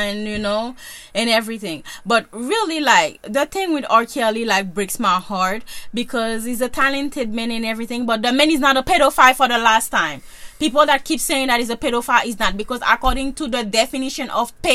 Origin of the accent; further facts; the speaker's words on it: Haiti; moved away; I'm from Haiti